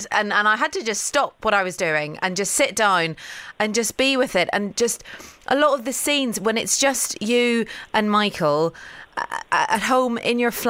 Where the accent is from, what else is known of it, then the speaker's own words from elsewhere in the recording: Northern Ireland, United Kingdom; I'm from Northern Ireland